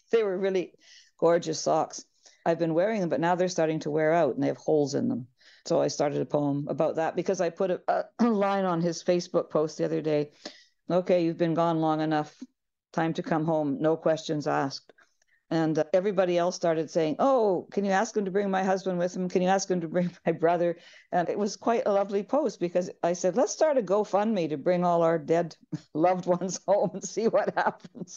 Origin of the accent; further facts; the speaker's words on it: Victoria, British Columbia, Canada; moved away as an adult; also born or lived in Ireland; now in Haida Gwaii, Canada; I grew up on Vancouver Island